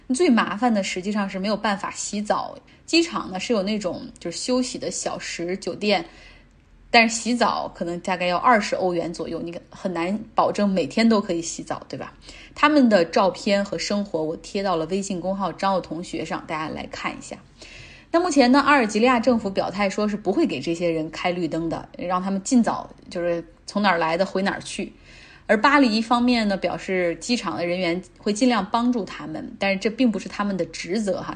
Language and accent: Chinese; Luoyang, Henan, China; now in Changsha, China; 我是来自河南洛阳的一位宝妈，但是现在定居于湖南长沙